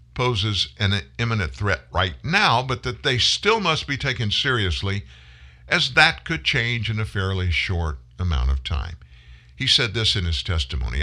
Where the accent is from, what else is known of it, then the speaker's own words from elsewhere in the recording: South Louisiana, United States; also born or lived in Pasadena, Texas / Houston, Texas; My family lived in Houston before we moved to South Louisiana when I was four, been in Louisiana ever since